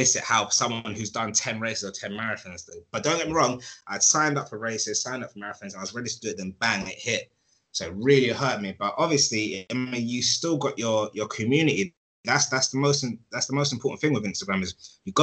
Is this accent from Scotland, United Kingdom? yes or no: no; London, United Kingdom; I am hood from Edmonton. That's where I grew up.